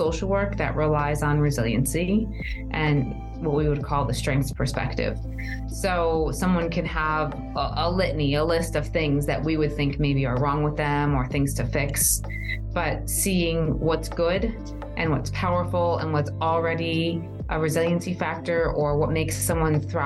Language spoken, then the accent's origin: English; United States; also born or lived in New Jersey; now in Arizona, United States; I grew up on the East Coast in New York and New Jersey, in a very diverse community with a very diverse family